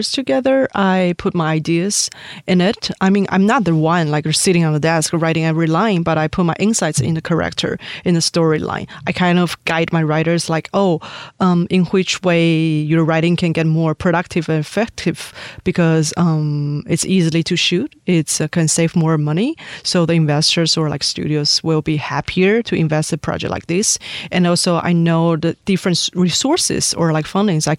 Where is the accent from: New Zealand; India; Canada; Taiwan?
Taiwan; moved away as an adult; also born or lived in Syria / Jordan / Miami / New York; I grew up in Taiwan until I graduated from my college